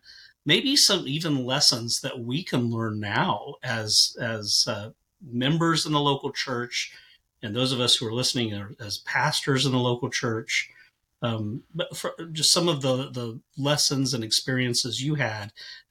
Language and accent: English; California, United States; now in Mississippi, United States; I came from California to Mississippi, which was as much of a culture shock as you going from the United States to Africa, probably.